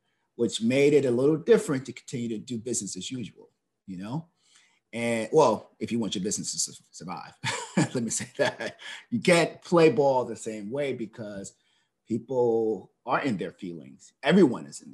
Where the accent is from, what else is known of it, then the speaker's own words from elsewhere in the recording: Charleston, South Carolina, United States; moved away as an adult; now in Washington, D.C., United States; I'm originally from Charleston, South Carolina